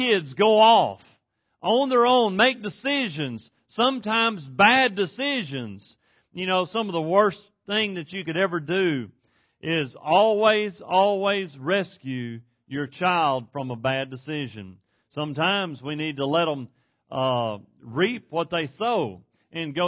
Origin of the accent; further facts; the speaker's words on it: East Texas, United States; moved away as an adult